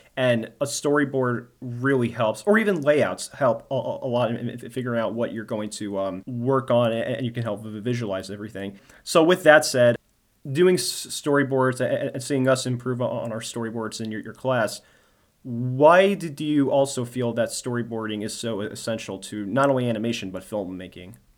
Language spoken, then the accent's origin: English; New Jersey, United States; now in Maryland, United States; my home state in New Jersey